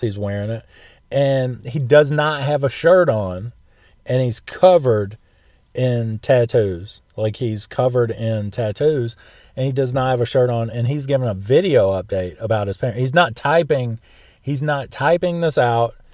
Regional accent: the South, United States; I'm from the South

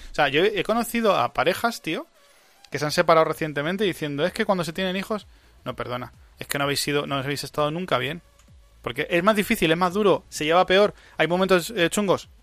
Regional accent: Spain; En mi país

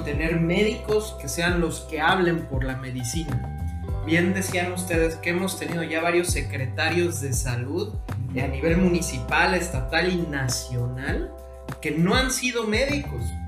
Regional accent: Mexico; also born or lived in Cozumel; como investigador mexicano de COVID

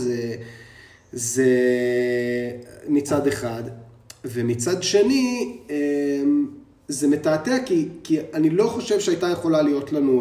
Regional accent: Jerusalem, Jerusalem District, Israel; born or raised there

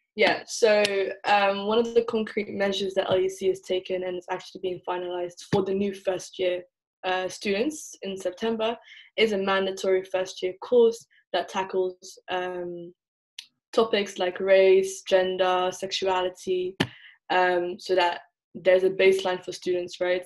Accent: England, United Kingdom; moved away as an adult; also born or lived in Netherlands; now in Leiden, Netherlands; I was born in the Netherlands uh, and grew up in England, so I'm essentially part of the diaspora, but I would identify as Somali.

